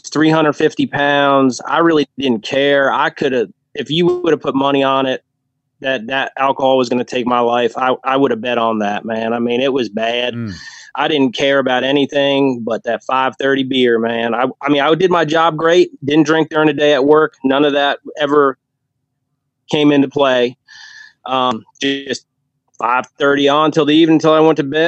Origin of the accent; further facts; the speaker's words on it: New Jersey, United States; moved away as an adult; now in Virginia, United States; I grew up in New Jersey. That's where all my family's from